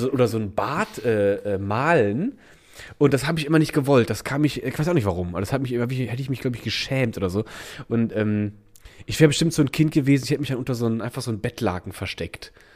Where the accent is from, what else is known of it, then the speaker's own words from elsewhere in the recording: Rhineland, Germany; now in Berlin, Germany; bei uns war das Rheinländer Dorf